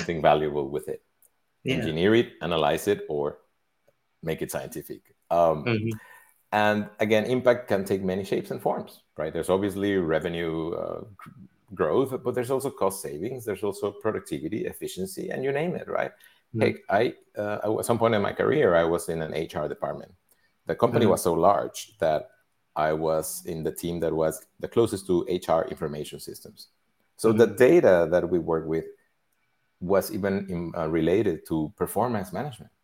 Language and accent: English; Mexico; I grew up in Mexico